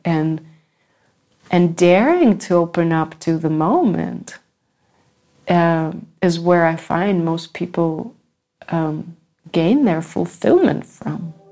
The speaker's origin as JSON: {"language": "English", "country": "United States", "said": "I come from America"}